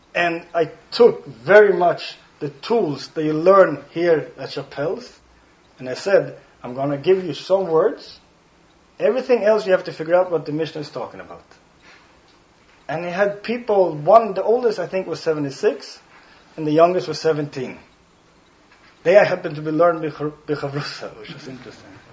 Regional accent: Sweden; first language Swedish; English is a second language; now in Stockholm, Sweden; my native language is Swedish. If you didn't catch it, I have an accent.

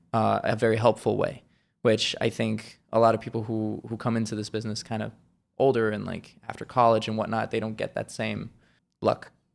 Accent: Switzerland; moved away; originally, I'm from Switzerland, born and raised

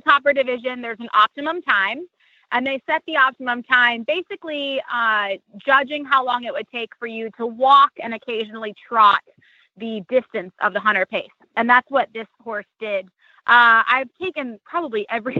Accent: Wyoming, United States; moved away; I grew up working in Wyoming as a cowgirl

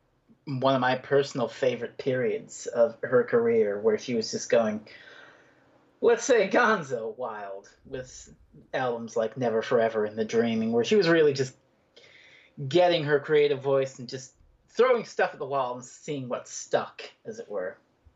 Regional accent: Newfoundland and Labrador, Canada

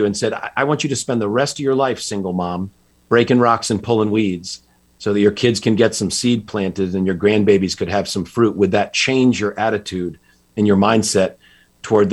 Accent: just outside Hartford, Connecticut, United States; I grew up in Connecticut, just outside Hartford

